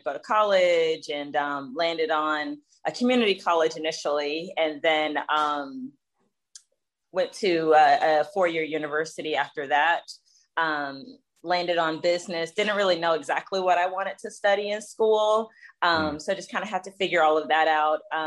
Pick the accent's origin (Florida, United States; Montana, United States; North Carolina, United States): Florida, United States; Jacksonville; I grew up in the South, so Jacksonville, Florida